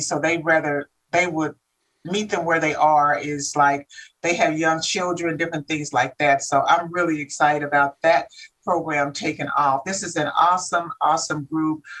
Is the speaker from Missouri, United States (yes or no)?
yes; Kansas City, Missouri, United States; moved away; I'm from Kansas City, Missouri.